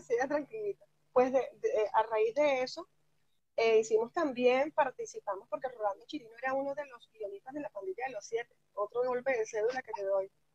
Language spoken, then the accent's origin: Spanish; Venezuela; moved away as an adult; now in Galicia, Spain